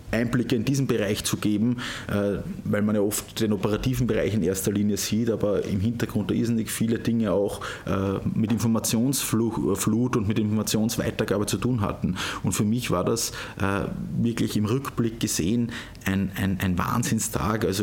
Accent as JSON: {"language": "German", "town": "Kaumberg", "region": "Lower Austria", "country": "Austria", "tie": "born or raised there", "said": "pendle ich auch immer gern nach Hause äh, in meine Heimatgemeinde Kaumberg"}